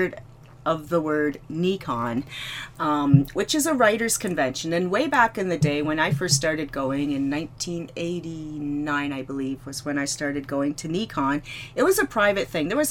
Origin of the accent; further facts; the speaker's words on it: Canada; I'm from Canada